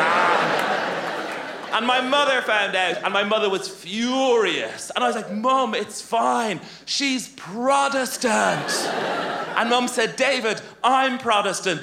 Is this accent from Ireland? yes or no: yes; Ireland; I grew up in Ireland